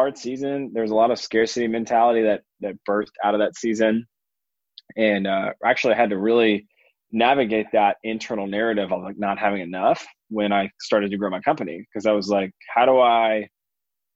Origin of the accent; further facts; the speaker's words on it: Atlanta, Georgia, United States; I grew up in a suburb of Atlanta in a fairly affluent area